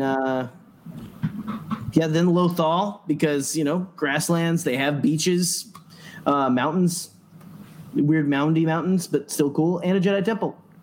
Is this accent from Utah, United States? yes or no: no; Arkansas, United States; moved away; old hometown that I grew up in in Arkansas